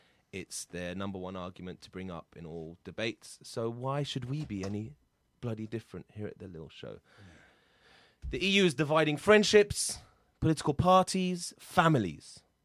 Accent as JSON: {"language": "English", "country": "United Kingdom", "tie": "born or raised there", "said": "Syrian. I'm born here, Arab."}